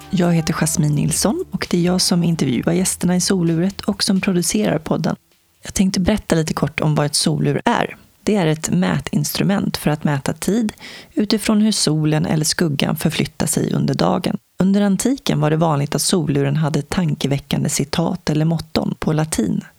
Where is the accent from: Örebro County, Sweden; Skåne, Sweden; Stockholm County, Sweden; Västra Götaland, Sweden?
Stockholm County, Sweden; Stockholm; now in Vingåker, Sweden; Och vi bodde i ett hus i Älvsjö och jag föddes på Södersjukhuset i Stockholm.